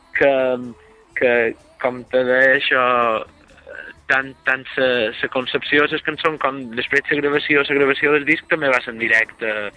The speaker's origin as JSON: {"language": "Catalan", "area": "Serra de Tramuntana village, Mallorca", "region": "Balearic Islands", "country": "Spain", "said": "som d'un poble en estat de tramuntana que és Mascari"}